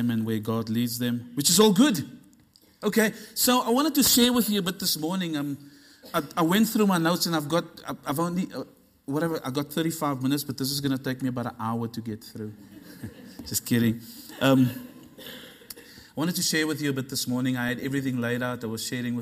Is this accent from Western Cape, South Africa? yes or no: yes; Cape Town, Western Cape, South Africa; moved away as an adult; now in Sydney, Australia; I'm originally from the place that Jesus also comes from, which is Cape Town. Cape Town's a beautiful city in South Africa. We moved to Australia 2006.